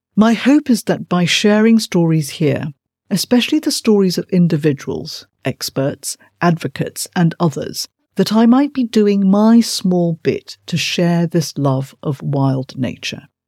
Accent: Malaysia; As a child growing up in Malaysia

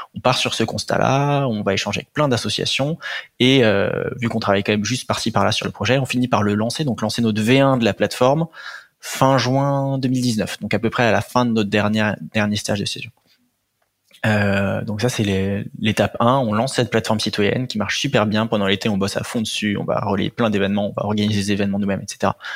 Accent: Antony, Île-de-France, France; je viens d'Antony, c'est dans le 92, banlieue, banlieue sud, euh, parisienne. Euh, j'ai grandi là-bas toute ma vie.

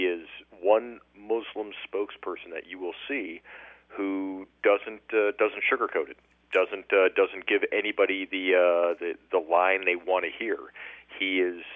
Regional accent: Huntington Beach, California, United States; now in Tampa, United States; I'm originally from Orange County, Huntington Beach, California

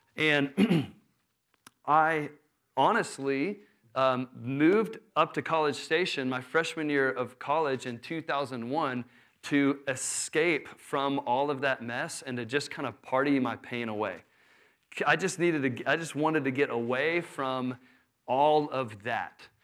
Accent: Houston, Texas, United States; I grew up in Houston

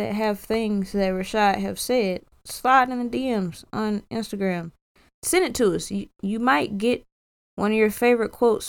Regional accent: South Carolina, United States; I'm from the South, South Carolina. I've never been to a big city before

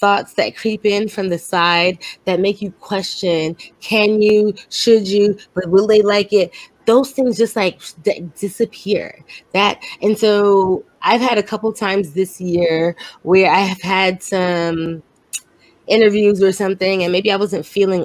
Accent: New York City, New York, United States; moved away; I'm from Brooklyn

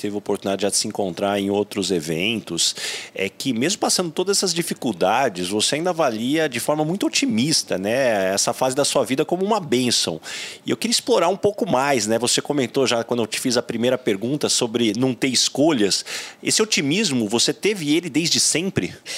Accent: São José do Rio Preto, São Paulo, Brazil; eu sou de São José do Rio Preto, então ETEC Filadelfo Gouveia Neto, onde eu fiz o curso de processamento de dados

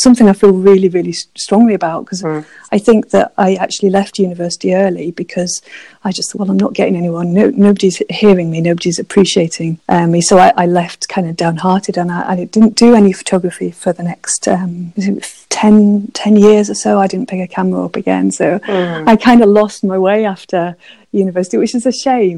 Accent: Manchester, North West England, United Kingdom; moved away as an adult; also born or lived in Highlands of Scotland; now in Scotland, United Kingdom; I grew up in Manchester, actually, in city

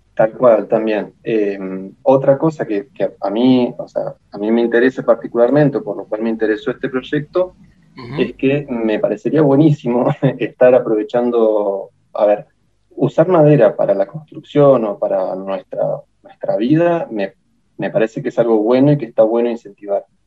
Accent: El Bolsón, Río Negro, Argentina; also born or lived in La Plata; yo soy nacido en el Bolsón, en la provincia de Río Negro. Eh, viví acá toda mi vida hasta que a los 17, 18 me fui para La Plata a estudiar.

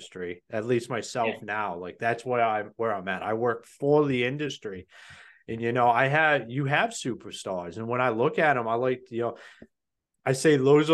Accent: Ohio, United States; I'm from Ohio

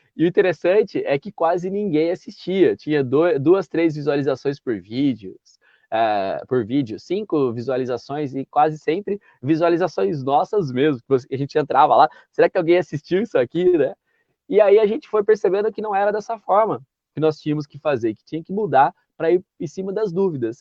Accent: Santa Bárbara d'Oeste, São Paulo, Brazil; eu sou natural de Santa Bárbara do Oeste, que é interior de São Paulo

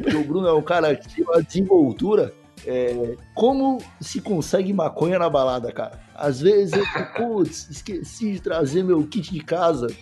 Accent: Brazil; como brasileiro

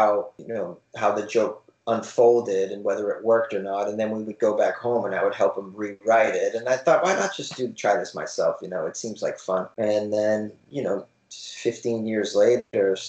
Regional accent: Boston, Massachusetts, United States; moved away as an adult; also born or lived in New York City; now in Los Angeles, United States; I'm an East Coaster. I grew up in Boston, Massachusetts.

